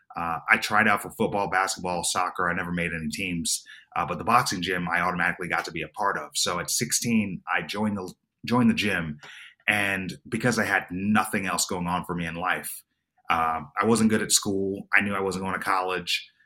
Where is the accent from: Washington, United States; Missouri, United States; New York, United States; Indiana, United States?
New York, United States; Long Island; I grew up in Long Island, New York